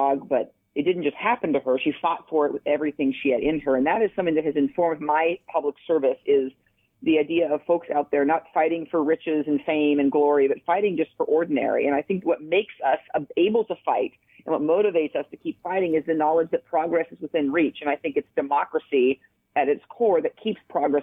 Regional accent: The Dalles, Oregon, United States; also born or lived in Dufur, Oregon; I grew up in Eastern Oregon, Dufour and the Dalles

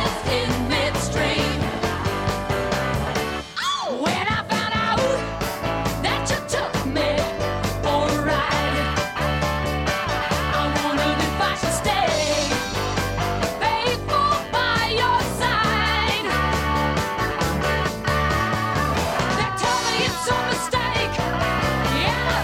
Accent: Mason City, Iowa, United States; my church growing up in Mason City, Iowa

